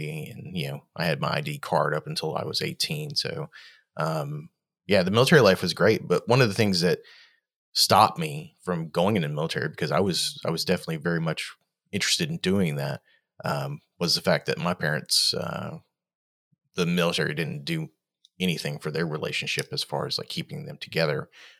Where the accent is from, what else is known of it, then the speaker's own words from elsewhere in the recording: Australia; born there; Both my parents were in the Navy, and I was born in Australia on a Navy base, way back in the 70s.